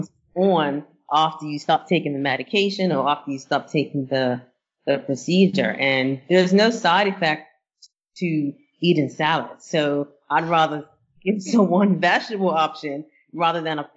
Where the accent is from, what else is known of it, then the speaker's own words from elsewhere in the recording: Bermuda; now in United States; And I grew up in Bermuda